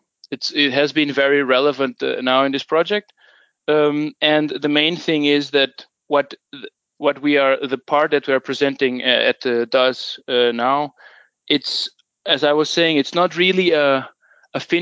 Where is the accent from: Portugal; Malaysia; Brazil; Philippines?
Portugal; moved away as an adult; now in Denmark; I'm originally from Portugal, but I've been living in Denmark for almost